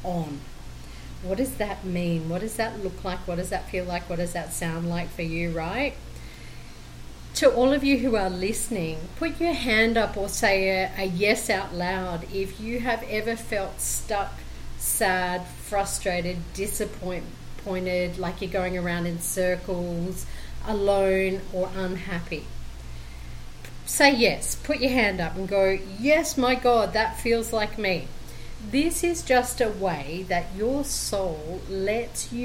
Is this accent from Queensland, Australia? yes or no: yes; Brisbane, Queensland, Australia; now in Colombia; I am originally from Brisbane, Australia, and currently living in Colombia, South America